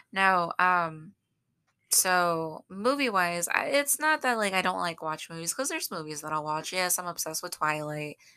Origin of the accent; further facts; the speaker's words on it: Southern, United States; accent: southern; I use my southern accent